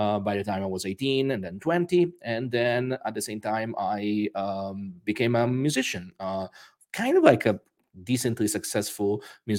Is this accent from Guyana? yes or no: no; Rome, Lazio, Italy; accent: weird accent; English is a second language; also born or lived in United States; I was born in Rome, Italy, and I spent most of my childhood and adolescence actually moving between Italy and the United States. My father was working there a lot, so that's where I got my weird accent from.